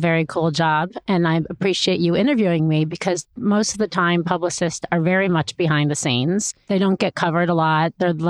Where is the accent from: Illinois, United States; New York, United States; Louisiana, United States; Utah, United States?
Illinois, United States; Chicago; I grew up in Chicago